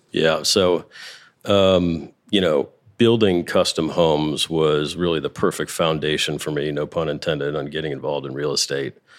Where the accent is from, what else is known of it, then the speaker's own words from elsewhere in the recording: Chesterfield, Missouri, United States; I grew up in Chesterfield